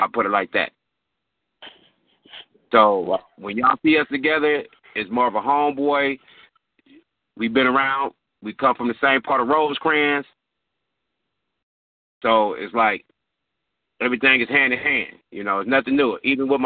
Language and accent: English; Compton, California, United States; also born or lived in Victorville, California; I've been in Compton, California. Let me say this again. Compton, California. Ever since 1974